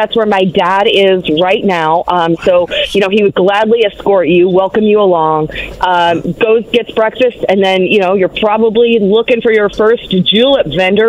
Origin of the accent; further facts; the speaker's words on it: New Albany, Indiana, United States; Born and raised in New Albany, but a fanatical horse racing family.